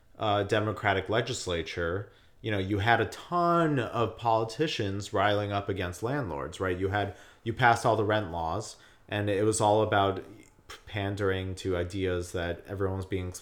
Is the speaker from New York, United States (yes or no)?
yes; Monsey, New York, United States; there was a Hanukkah party in Muncie, New York, which is a suburb that I grew up in Rockland County, which is about 20 miles outside the city, or 30 miles outside the city.